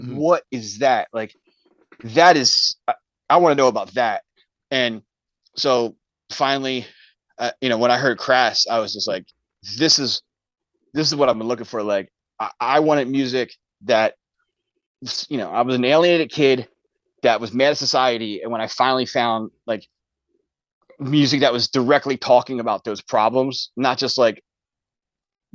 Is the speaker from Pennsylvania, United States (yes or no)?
yes; Philadelphia, Pennsylvania, United States; I grew up in Philadelphia